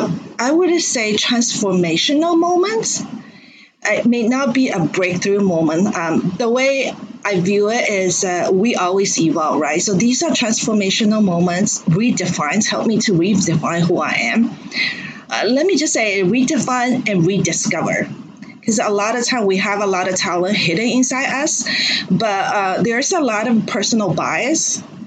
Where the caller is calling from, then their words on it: Shanghai, China; Oh, I'm dialing from Shanghai, China right now.